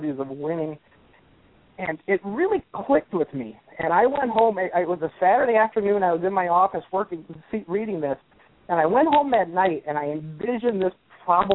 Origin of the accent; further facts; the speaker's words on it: Iowa, United States; I grew up in Iowa in the mid-80s, and our high school never even had volleyball as a sport